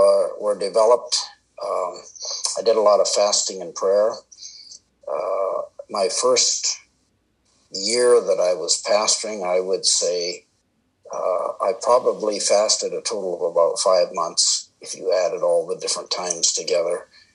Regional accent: Canada; also born or lived in India; And so I spent most of my first 18 years there. I am Canadian. I came back to Canada to attend Bible college.

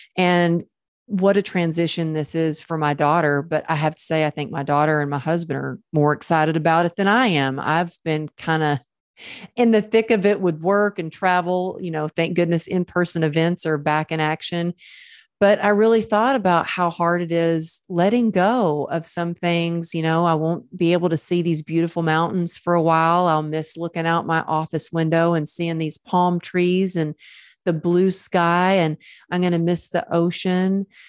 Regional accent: Dallas, Texas, United States; now in Los Angeles, United States; We're moving near my hometown back in Dallas

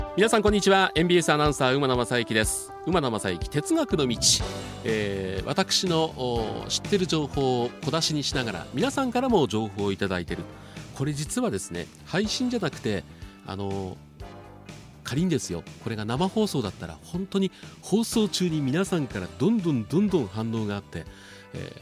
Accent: Tokyo, Japan; 僕はあの東京出身なんですけども

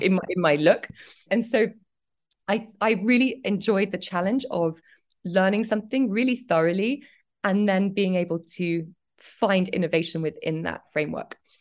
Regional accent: Cambridge, East of England, United Kingdom; moved away; also born or lived in London; was born in Cambridge and, um, I grew up, I grew up there

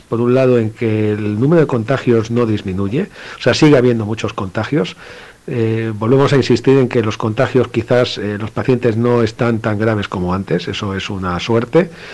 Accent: Spain; aquí en España

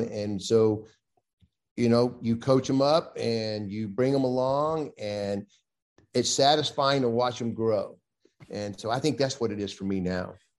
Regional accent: Thomaston, Georgia, United States; moved away as an adult; also born or lived in San Diego; I grew up in a town in West Central Georgia called Thomaston, Georgia.

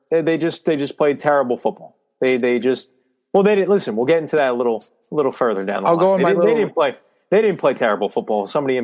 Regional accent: New York, United States; I'm a New Yorker

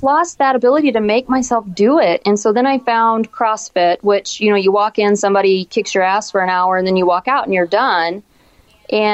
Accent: Hannibal, Missouri, United States; moved away as an adult; also born or lived in St. Louis, Missouri / O'Fallon, Missouri; now in Iowa, United States; I'm from Hannibal.

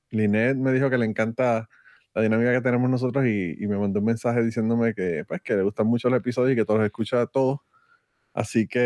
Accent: Puerto Rico

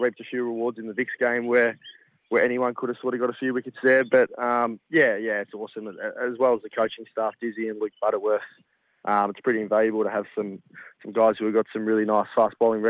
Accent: Western Victoria, Australia; moved away as an adult; now in South Australia, Australia; I grew up in Western Victoria

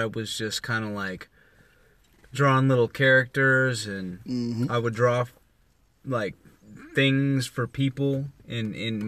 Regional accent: Indianapolis, Indiana, United States; I'm from Indianapolis.

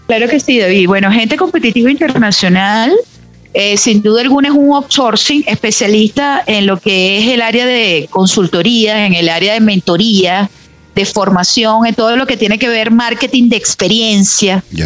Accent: Venezuela; moved away; cómo somos los venezolanos

